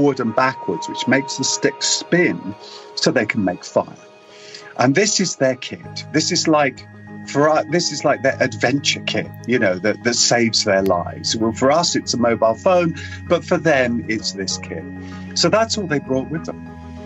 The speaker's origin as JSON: {"language": "English", "region": "England", "country": "United Kingdom", "said": "I'm British"}